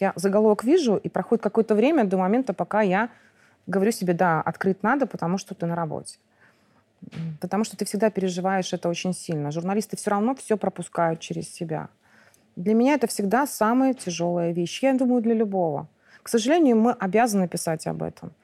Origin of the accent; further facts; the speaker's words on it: Mogilev, Mogilev Region, Belarus; moved away as an adult; now in Minsk, Belarus; Я выросла в Могилёве